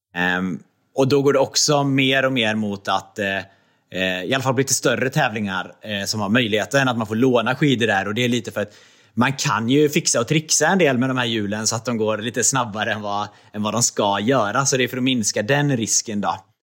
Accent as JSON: {"language": "Swedish", "town": "Trollhättan", "region": "Västra Götaland", "country": "Sweden", "tie": "born or raised there", "also_born_or_lived": "Östersund / Jämtland", "moved": "as an adult", "lives_now": "Gothenburg, Sweden", "said": "jag är uppvuxen i Trollhättan"}